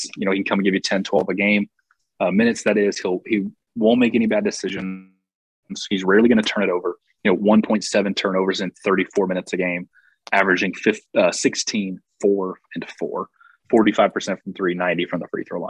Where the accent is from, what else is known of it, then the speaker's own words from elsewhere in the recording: Chattanooga, Tennessee, United States; Chattanooga, Tennessee is my hometown